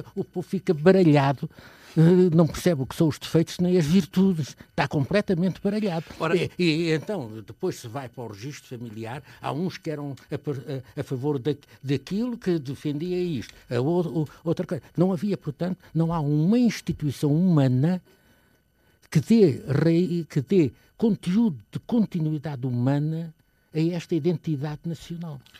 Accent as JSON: {"language": "Portuguese", "country": "Portugal", "said": "sou português, portanto, e como português, gosto de ser português"}